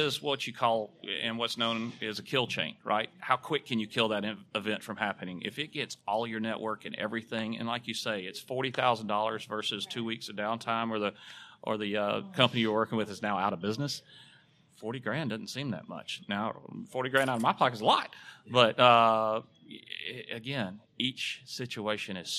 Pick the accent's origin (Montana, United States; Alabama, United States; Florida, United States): Alabama, United States; I am from Alabama. My accent give it away.